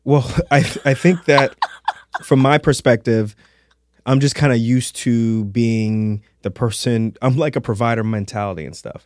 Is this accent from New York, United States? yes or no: yes; New York City, New York, United States; Halloween in a Darko house when I was growing up in Queens